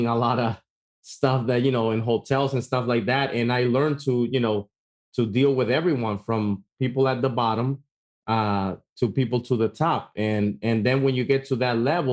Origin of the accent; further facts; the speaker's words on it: Dominican Republic; now in United States; I grew up back in Dominican Republic